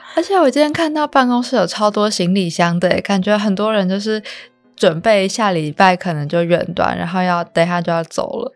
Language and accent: Chinese; Taipei, Taiwan; 我都是台北人，然后也住家里